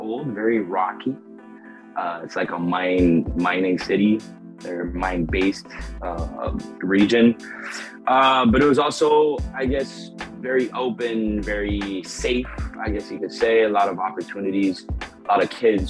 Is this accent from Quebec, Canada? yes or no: yes; small Canadian town, Quebec, Canada; moved away; when I moved out of my hometown